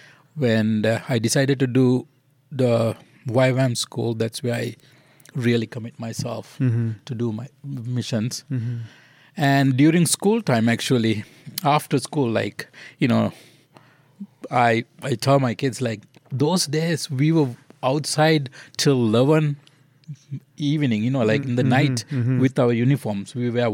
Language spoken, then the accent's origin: English; Kandy, Central Province, Sri Lanka; We're from Kandy. Kandy is mainly the Buddhist city.